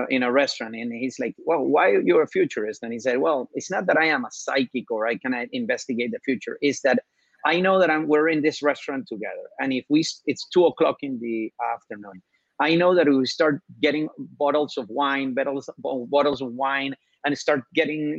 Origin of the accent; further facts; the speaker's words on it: Venezuela; I'm from Venezuela